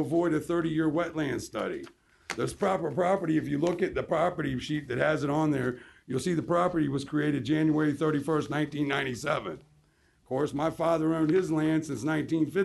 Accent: Norfolk, Virginia, United States; I went to Norfolk Christian. I was born in Norfolk General. I am Norfolk

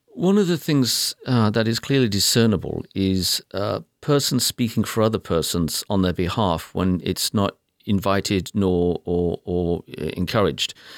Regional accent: United Kingdom; now in United States; I'm British by birth and proud of it, but I'm American by choice

